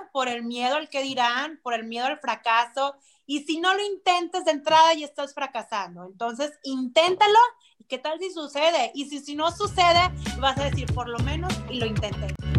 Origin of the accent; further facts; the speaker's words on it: Monterrey, Nuevo León, Mexico; Yo soy de Monterrey, soy 100% regia